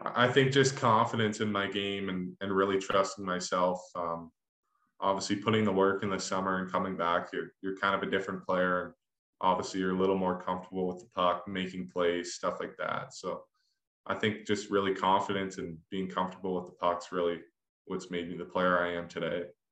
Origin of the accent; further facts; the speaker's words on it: Canada; growing up in Canada